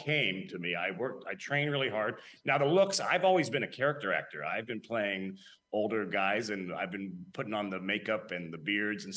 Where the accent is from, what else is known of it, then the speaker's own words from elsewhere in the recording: Palm Springs, California, United States; moved away as an adult; also born or lived in Germany; now in New York, United States; I grew up in Southern California. I call Palm Springs home. I went to Palm Springs High School